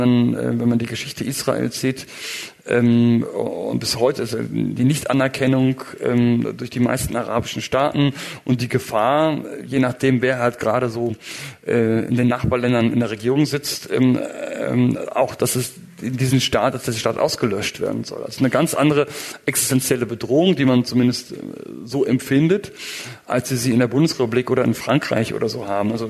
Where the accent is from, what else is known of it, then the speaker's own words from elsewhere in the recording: Germany; also ich bin Deutscher bekanntermaßen, also in Deutschland war es ein großes Ding.